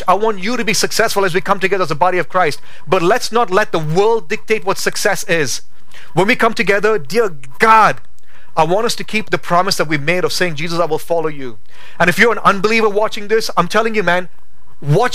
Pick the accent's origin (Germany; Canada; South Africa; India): India; now in Boise, United States; as an Indian, my V's and W's, they're messed up